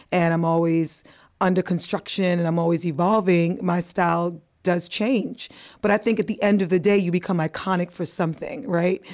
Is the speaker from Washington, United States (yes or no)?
no; New York, United States; accent: American; also born or lived in Antigua; I'm a West Indian girl, but I was raised in the Bronx